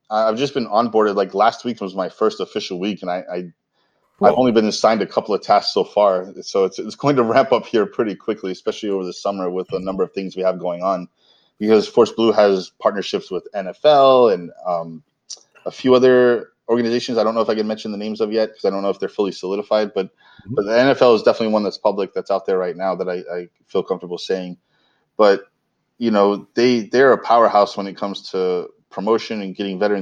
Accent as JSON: {"language": "English", "region": "Florida", "country": "United States", "tie": "born or raised there", "also_born_or_lived": "California", "said": "I'm originally from Florida"}